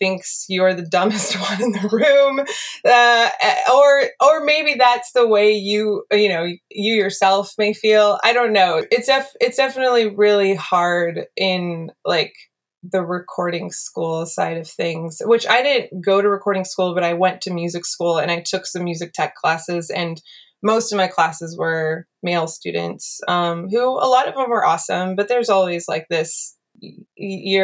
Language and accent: English; the Bay Area, California, United States; growing up in the Bay Area